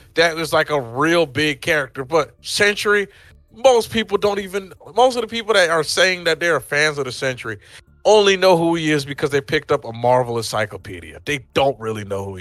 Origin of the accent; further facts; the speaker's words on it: Nigeria; me being Nigerian